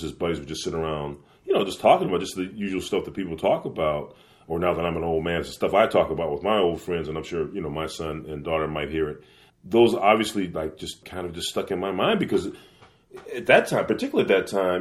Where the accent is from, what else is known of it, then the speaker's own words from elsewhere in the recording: Los Angeles, California, United States; my folks met here in L.A., so I'm from Los Angeles